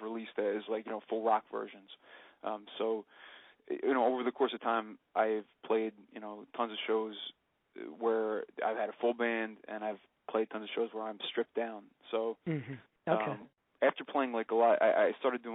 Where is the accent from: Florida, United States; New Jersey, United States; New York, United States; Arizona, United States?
New Jersey, United States; I'm from New Jersey. I've lived here my whole life